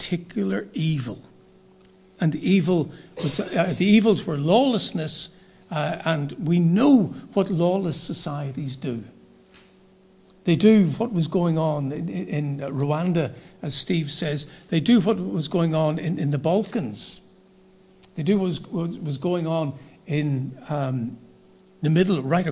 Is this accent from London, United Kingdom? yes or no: no; Northern Ireland, United Kingdom; I was from Northern Ireland.